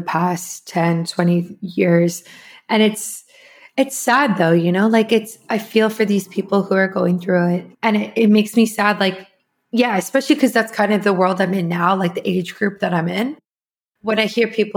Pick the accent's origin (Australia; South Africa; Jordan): South Africa; I'm from South Africa